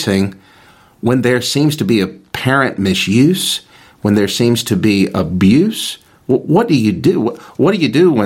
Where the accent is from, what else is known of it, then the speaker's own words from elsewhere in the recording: United States; as an American citizen